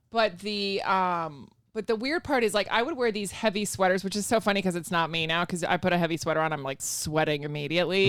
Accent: Virginia, United States; also born or lived in Spain / Rota, Spain / Madrid, Spain; Virginia, but, uh, my mom's from Spain.

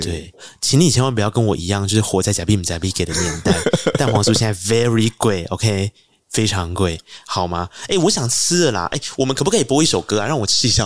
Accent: Tainan, Taiwan; 因为我是台南人

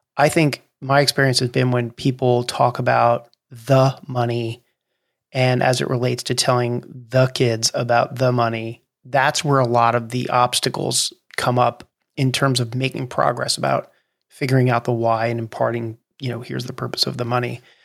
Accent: New Jersey, United States; I grew up in New Jersey, which is one of the only two states in the nation that doesn't have self-serve gas

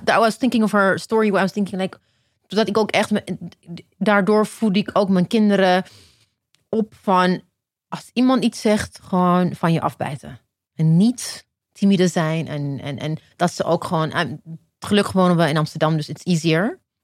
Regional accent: Ethiopia; now in Netherlands; ik ben in Ethiopië geboren, maar ik ben naar Nederland gekomen.

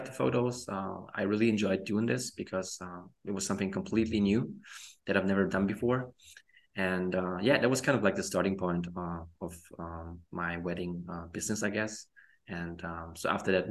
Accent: Germany; also born or lived in Poland; I was born in Poland, but I moved to Germany when I was 4 years old

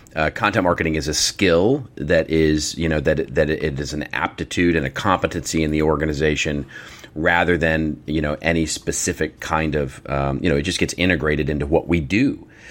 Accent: Dallas, Texas, United States; moved away; I grew up in Dallas

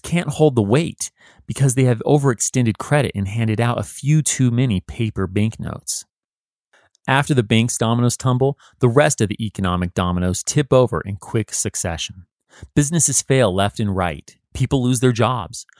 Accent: Utah, United States; my home state of Utah

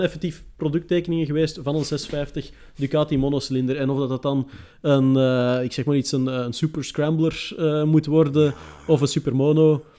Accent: Antwerp, Flanders, Belgium; ik ben van Antwerpen

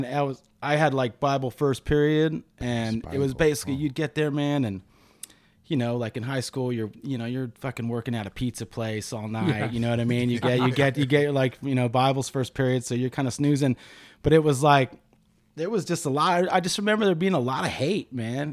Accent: Pico Rivera, California, United States; also born or lived in Huntington Beach; I grew up in Pico Rivera, which is like outskirts of East L.A.

